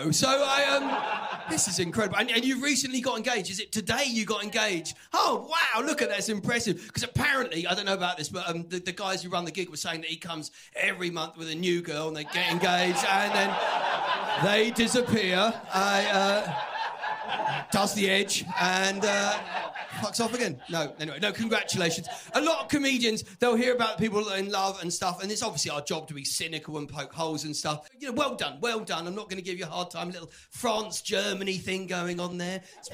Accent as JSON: {"language": "English", "town": "Brighton", "region": "South East England", "country": "United Kingdom", "said": "I'm from Brighton on the South Coast"}